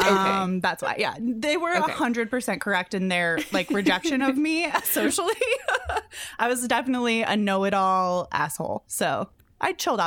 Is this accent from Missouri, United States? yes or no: yes; Missouri, United States; now in New York City, United States; I grew up in Missouri. So truck country for sure.